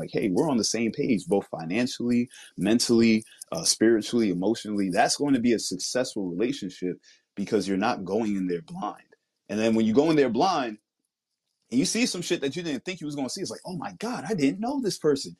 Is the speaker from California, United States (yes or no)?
no; New York, United States; I'm from New York